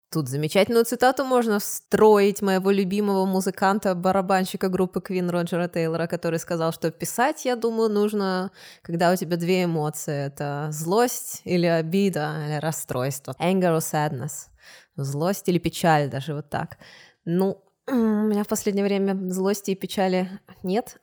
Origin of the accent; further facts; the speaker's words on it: Odesa, Odesa Oblast, Ukraine; also born or lived in Kyiv, Ukraine / England; now in Tyrol, Austria; я из Одессы переехала в Киев